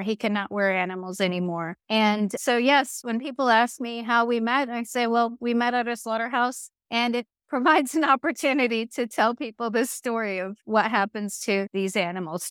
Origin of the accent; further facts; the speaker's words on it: Virginia, United States; I grew up in Virginia, in the United States